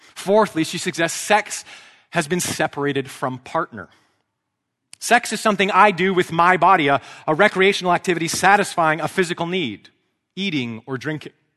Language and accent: English; Vancouver, British Columbia, Canada; an Anglican priest in my hometown of Vancouver